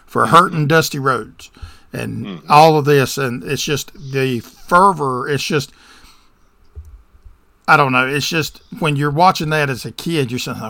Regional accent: the South, United States; I grew up in the South

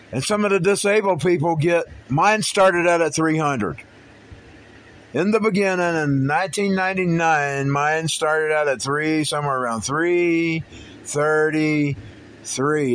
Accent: United States; I'm an American citizen

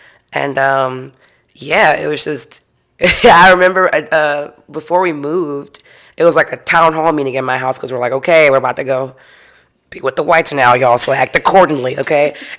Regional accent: Houston, Texas, United States; also born or lived in Cypress, Texas; So I grew up in Houston, Texas. Okay. I grew up like the southwest side.

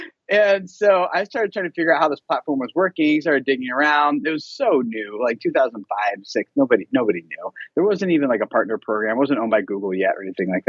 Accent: Philadelphia, Pennsylvania, United States; moved away as an adult; also born or lived in Dallas, Texas; I grew up in Philadelphia, Pennsylvania area, and where all my family and friends were

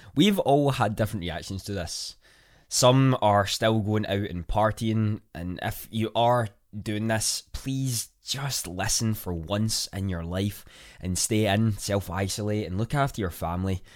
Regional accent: Scotland, United Kingdom; I'm a Scottish content creator

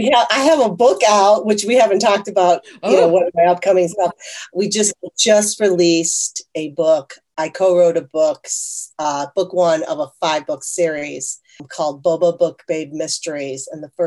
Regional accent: South Korea; born there; my kids are first generation Korean Italian because I was born in South Korea.

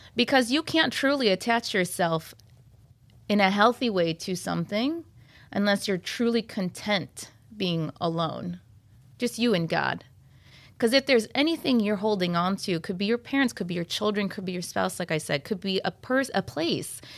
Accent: Troy, Michigan, United States; I'm from Troy, is where I stay.

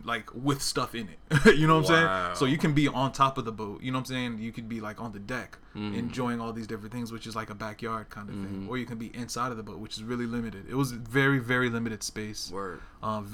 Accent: Newark, New Jersey, United States; moved away as an adult; also born or lived in South Georgia; now in Portland, United States; I grew up in New Jersey. I grew up in Newark, New Jersey

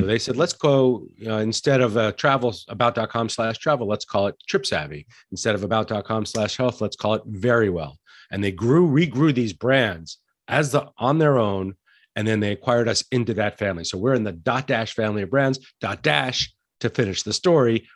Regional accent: Santa Fe, New Mexico, United States; I grew up in Santa Fe, New Mexico, which is a fantastic restaurant town

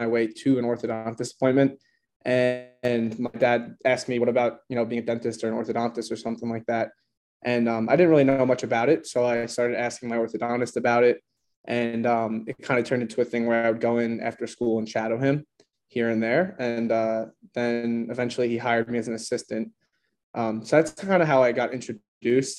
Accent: Long Island, New York, United States; moved away as an adult; now in Buffalo, United States; I grew up on Long Island in New York, right like by Stony Brook, maybe 25 minutes away

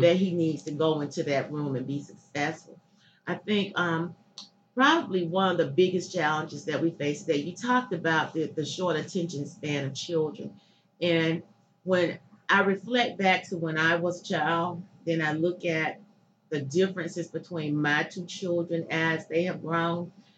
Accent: Chester, Pennsylvania, United States; I grew up here in Chester. Chester um, is home

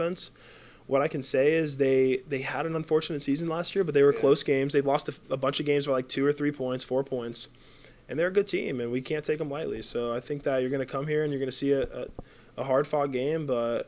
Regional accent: Big Pine Key, Florida, United States; also born or lived in Marathon, Florida / Sugarloaf Key, Florida; I went to school in Sugarloaf, but I grew up in Big Pine, and I moved to Marathon in, like, seventh grade

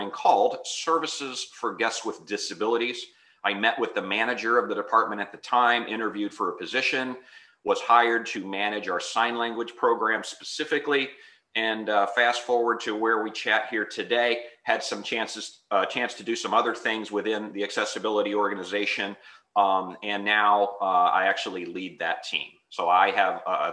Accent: West Hartford, Connecticut, United States; growing up in West Hartford, Connecticut, I was the only person in my house that could hear.

